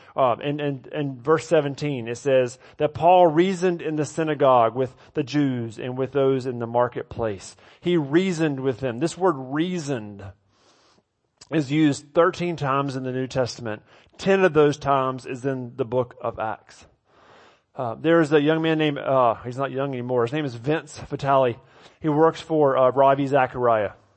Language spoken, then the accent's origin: English; the South, United States; moved away; I grew up in the South